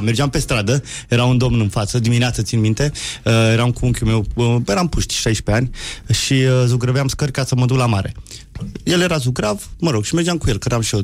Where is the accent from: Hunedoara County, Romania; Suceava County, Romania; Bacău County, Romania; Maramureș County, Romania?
Hunedoara County, Romania; Petroșani; now in Bucharest, Romania; Sunt din Petroșani